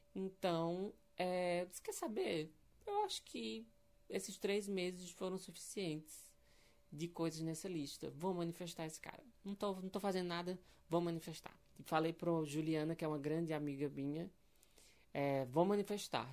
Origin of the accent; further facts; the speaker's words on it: Pernambuco, Brazil; now in Belo Horizonte, Brazil; Eu sou pernambucano, eu tô vivendo em Belo Horizonte atualmente.